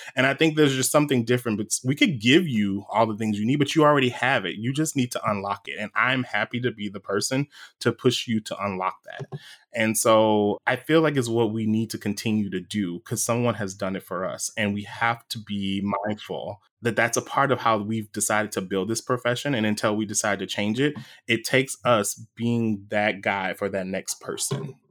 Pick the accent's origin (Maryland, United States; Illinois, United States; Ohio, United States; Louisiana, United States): Louisiana, United States; we grew up saying this in Louisiana